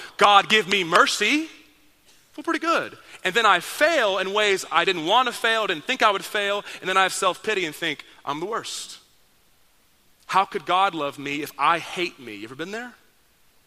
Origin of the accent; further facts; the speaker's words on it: Dallas, Texas, United States; I grew up in Dallas, Texas